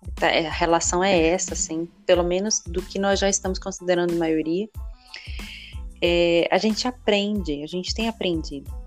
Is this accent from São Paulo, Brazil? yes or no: no; Pernambuco, Brazil; also born or lived in Rio de Janeiro; now in Niterói, Brazil; eu sou de Pernambuco